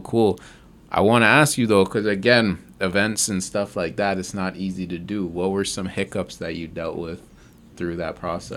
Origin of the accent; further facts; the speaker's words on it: Mississauga, Ontario, Canada; I'm from Mississauga, like, really good places to grow up